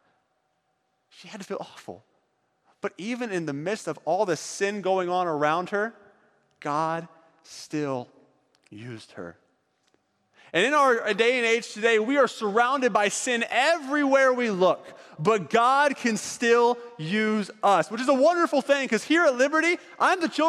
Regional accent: East Coast, United States; moved away as an adult; now in California, United States; I grew up in the East Coast

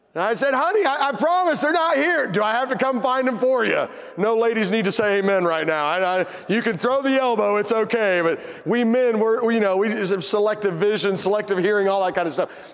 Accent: Tennessee, United States; I'm from Tennessee

